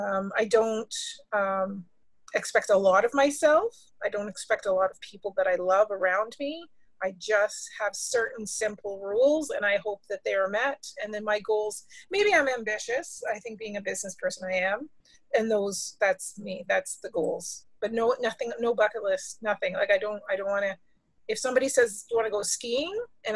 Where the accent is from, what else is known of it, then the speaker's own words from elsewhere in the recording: Ottawa, Ontario, Canada; also born or lived in Vankleek Hill / Detroit; But my first city was Ottawa. Then after that, a small town near Quebec called Vanklick Hill. And then Detroit.